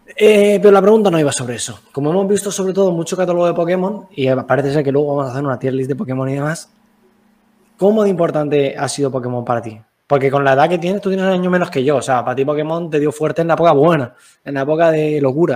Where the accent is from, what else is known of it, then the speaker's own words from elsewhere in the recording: Alicante, Valencian Community, Spain; nosotros, por ejemplo, somos de Alicantes